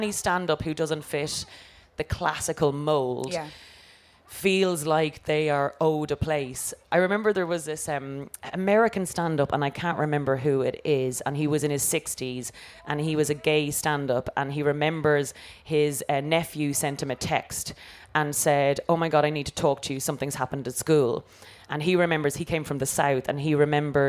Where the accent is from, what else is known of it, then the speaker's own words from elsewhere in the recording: Ireland; growing up in Ireland, it was so monocultural